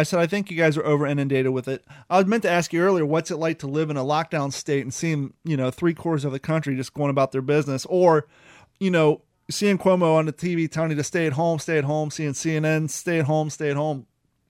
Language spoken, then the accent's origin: English; New York, United States; I can be a dick. I'm from New York.